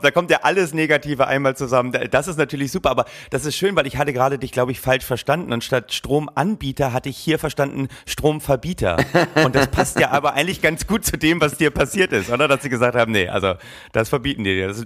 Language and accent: German; Berlin, Germany; Als Berliner